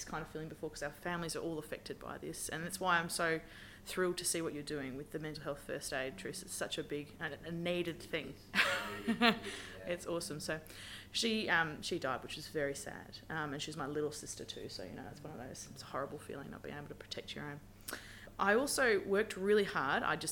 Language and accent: English; Brisbane, Queensland, Australia; moved away as an adult; also born or lived in Kalgoorlie, Western Australia; now in Western Australia, Australia; I'm from Brisbane originally